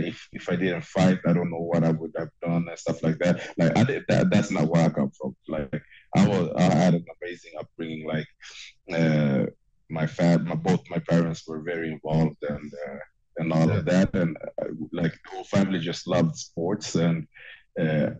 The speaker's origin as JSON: {"language": "English", "town": "Stockholm", "region": "Stockholm County", "country": "Sweden", "tie": "born or raised there", "said": "I'm born and raised in Stockholm, Sweden, and that's my home"}